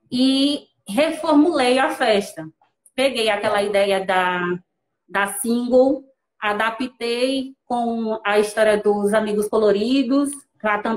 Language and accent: Portuguese; Petrolina, Pernambuco, Brazil; also born or lived in Rio Formoso; Alex é de Rio Formoso, eu sou de Petrolina, Pernambuco, naturais, né? Atualmente moramos em Petrolina, Pernambuco.